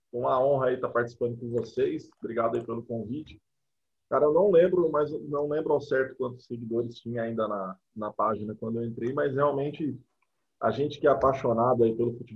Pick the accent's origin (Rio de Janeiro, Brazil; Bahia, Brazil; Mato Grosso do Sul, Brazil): Mato Grosso do Sul, Brazil; uma, breve correção de geografia, porque eu sou do Mato Grosso do Sul.